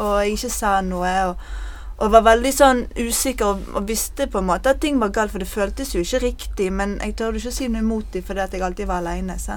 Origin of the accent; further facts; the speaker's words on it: Bergen, Vestland, Norway; also born or lived in Bønes; Jeg er 38 år, og jeg kommer fra Fyllingsdalen.